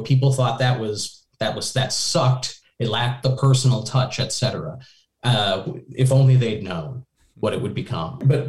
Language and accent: English; Richfield, Minnesota, United States; I was in Richfield, which is a first ring suburb of Minneapolis. And that was a big part of it, too, because I was living in the Twin Cities.